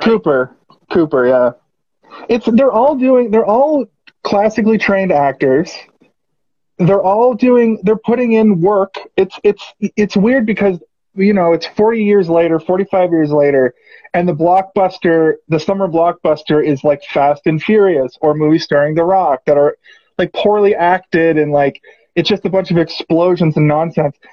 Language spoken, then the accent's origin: English; Halifax, Nova Scotia, Canada; moved away as an adult; now in Toronto, Canada; hey, hey, Halifax